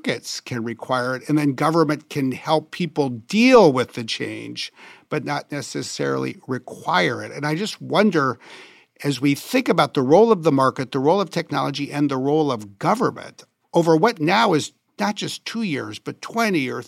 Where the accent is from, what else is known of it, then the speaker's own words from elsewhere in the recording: Wisconsin, United States; having grown up in Wisconsin, which was very much like Minnesota